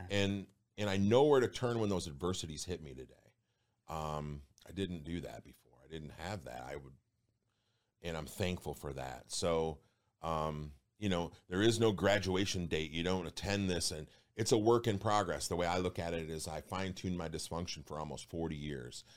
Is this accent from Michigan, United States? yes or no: yes; Detroit, Michigan, United States; I'm from Detroit